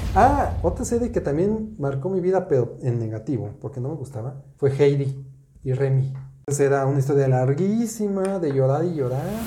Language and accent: Spanish; Mexico; yo crecí en los 70s en México